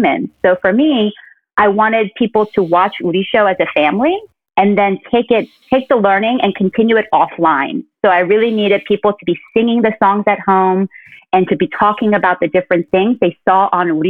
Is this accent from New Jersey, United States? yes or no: yes; New Jersey, United States; first language Korean; moved away as an adult; also born or lived in South Korea / Brooklyn, New York; now in Upstate New York, United States; I was born in Korea and I moved to the States when I was 5 years old, to a very white, suburban New Jersey neighborhood